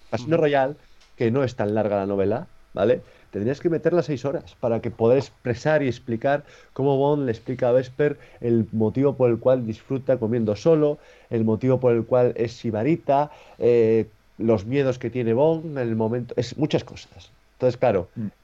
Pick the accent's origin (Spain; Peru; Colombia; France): Spain; Torrelavega, Cantabria; la biblioteca de aquí de Torlavega, de, de mi ciudad